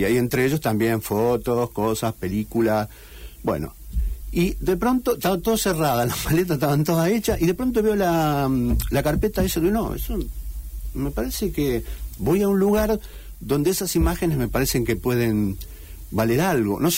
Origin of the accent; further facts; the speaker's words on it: Madrid, Community of Madrid, Spain; now in Rosario, Argentina; bueno, ahora soy un madrileño que vive